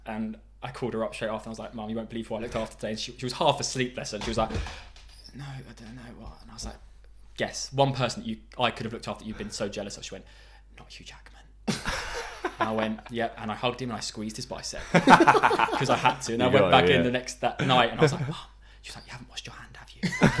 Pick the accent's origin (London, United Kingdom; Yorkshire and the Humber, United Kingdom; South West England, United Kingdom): London, United Kingdom; I'm an actor as well. And I am a London boy, born and bred, Southgate, North London.